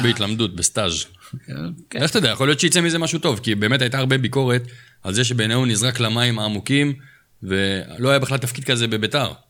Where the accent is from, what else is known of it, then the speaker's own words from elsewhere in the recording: Jerusalem, Jerusalem District, Israel; אנחנו כירושלמים